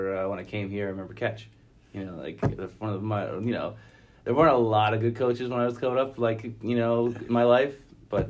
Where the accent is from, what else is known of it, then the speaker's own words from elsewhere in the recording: Rye, New York, United States; Born and raised in Rye